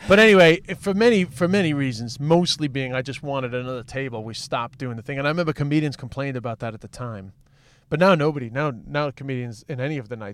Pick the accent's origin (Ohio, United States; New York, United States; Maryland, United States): New York, United States; accent: New York; I mean, I'm just an Irish comedian with a New York accent, so that's just the way that it is.